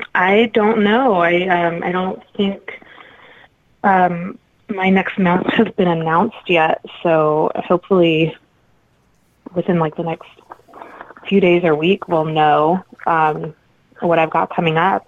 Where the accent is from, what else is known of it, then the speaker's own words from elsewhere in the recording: Midwest, United States; we are both from the Midwest